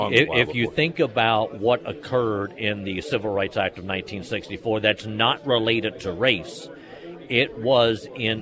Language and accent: English; Pennsylvania, United States; now in Springfield, United States; the town that I grew up in Pennsylvania